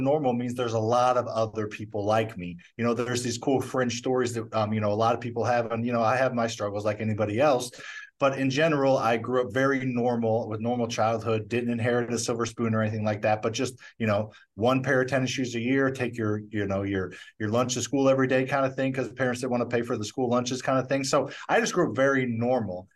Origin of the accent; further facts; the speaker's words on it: St. Louis, Missouri, United States; I grew up in Missouri